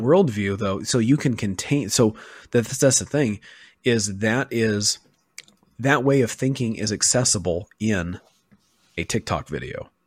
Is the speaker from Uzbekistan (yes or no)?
no; Western Oregon, United States; moved away; where I grew up, um, in Western Oregon